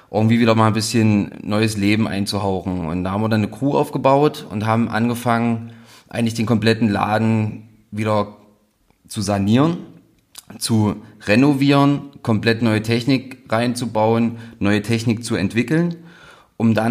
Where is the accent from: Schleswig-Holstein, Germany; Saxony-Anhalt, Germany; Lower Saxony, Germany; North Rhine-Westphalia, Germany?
Saxony-Anhalt, Germany; ich bin nicht in Halle groß geworden. Meine Eltern sind, als ich irgendwie sechs war, ein bisschen auf ein, auf ein, auf ein kleineres Dorf in der Nähe von Halle gezogen